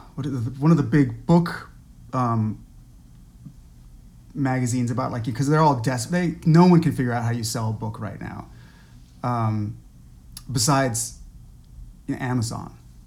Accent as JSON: {"language": "English", "country": "Netherlands", "tie": "born or raised there", "said": "I have. Yeah. I was partly raised in the Netherlands, where biking is just this kind of like"}